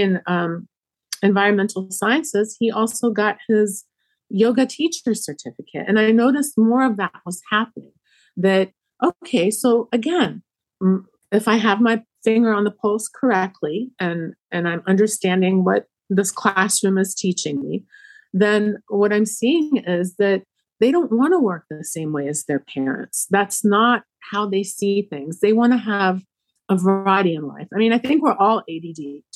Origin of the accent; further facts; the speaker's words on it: Egypt; now in Rockville, United States; I'm from Egypt